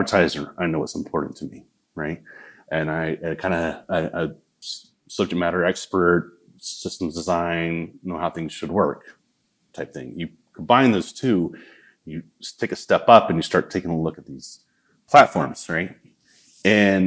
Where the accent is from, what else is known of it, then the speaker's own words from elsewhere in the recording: the South, United States; accent: southern; that's my southern accent